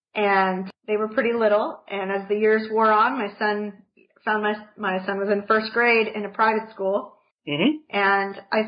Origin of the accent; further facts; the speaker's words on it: Northern California, United States; moved away as an adult; also born or lived in Katy, Texas; I'm from California. A little bit of northern, a little bit of southern, but mostly northern. I grew up basically fifth grade through high school in Northern California